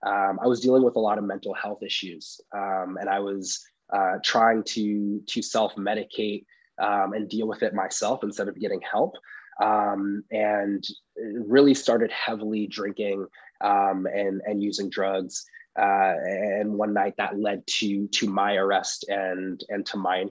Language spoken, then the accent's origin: English; Oakland, California, United States; I grew up in the East Bay, Oakland, California